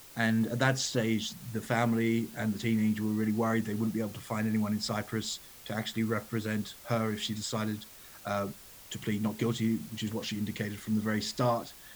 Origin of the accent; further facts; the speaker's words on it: Australia; also born or lived in Italy / United Kingdom; now in London, United Kingdom; I grew up in Australia